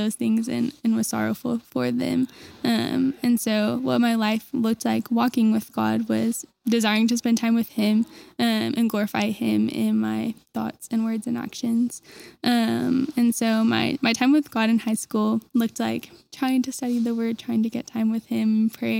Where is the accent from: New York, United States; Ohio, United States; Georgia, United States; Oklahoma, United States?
Oklahoma, United States; Enid; I grew up in Enid, Oklahoma with my two younger siblings